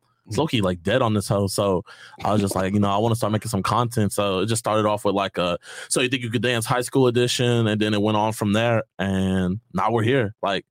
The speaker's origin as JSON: {"language": "English", "town": "Houston", "region": "Texas", "country": "United States", "said": "Yeah, my parents were deployed out there. It was, like, hella hot. It's crazy. I'm from Houston."}